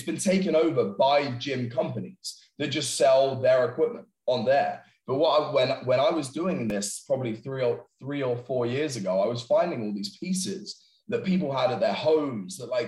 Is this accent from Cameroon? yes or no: no; England, United Kingdom; moved away as an adult; I'm obviously originally from England